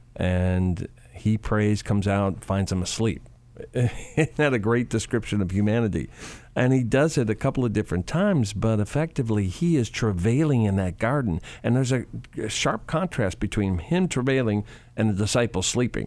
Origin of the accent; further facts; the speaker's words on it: Chicago, Illinois, United States; I grew up in Chicago